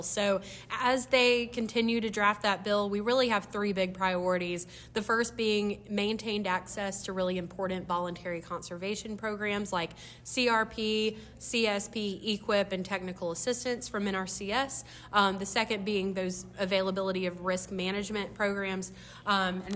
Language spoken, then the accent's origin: English; North Florida, United States; also born or lived in Alabama; now in Washington, D.C., United States; I grew up in Florida, in North Florida